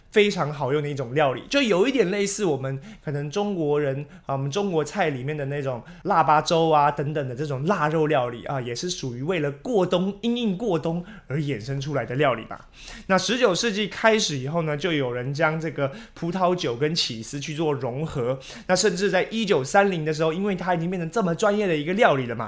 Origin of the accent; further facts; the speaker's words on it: Taiwan; 我们台湾人常吃到的各式各样的火锅